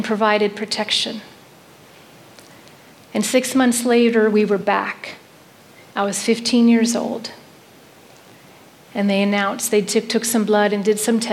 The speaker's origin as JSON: {"language": "English", "town": "New York City", "region": "New York", "country": "United States", "tie": "born or raised there", "said": "in July 1967, I was born in Manhattan Hospital"}